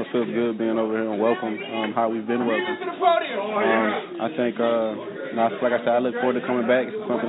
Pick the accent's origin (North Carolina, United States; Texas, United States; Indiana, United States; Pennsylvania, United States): Texas, United States; I'm from Texas.